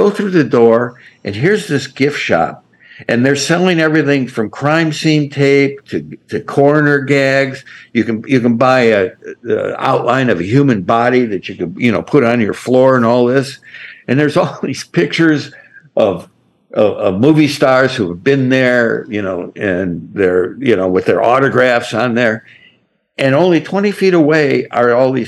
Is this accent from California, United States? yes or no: no; Detroit, Michigan, United States; moved away; it's good to reconnect with my hometown